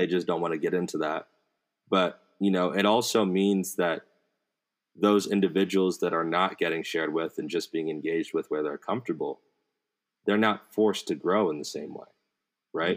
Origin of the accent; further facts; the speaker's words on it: United States; I grew up in America my whole life.